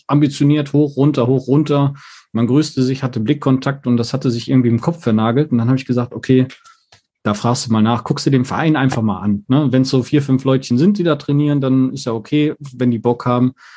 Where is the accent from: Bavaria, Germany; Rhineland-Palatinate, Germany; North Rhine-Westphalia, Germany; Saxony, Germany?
North Rhine-Westphalia, Germany; Mettmann; komme aus Mettmann, das liegt in NRW bei Düsseldorf